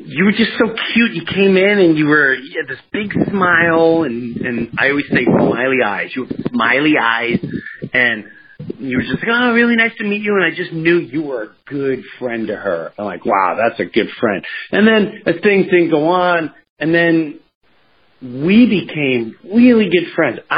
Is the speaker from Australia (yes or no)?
no; Long Island, New York, United States; I grew up in Long